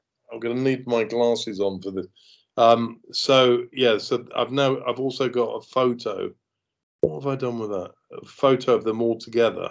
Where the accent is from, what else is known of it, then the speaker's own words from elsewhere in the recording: London, United Kingdom; me growing up in London